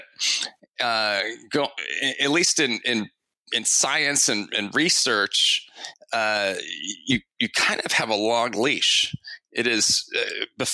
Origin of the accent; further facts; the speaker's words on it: Harrisburg, Pennsylvania, United States; also born or lived in Oklahoma; I actually didn't grow up in Western PA. I grew up in the Harrisburg area mostly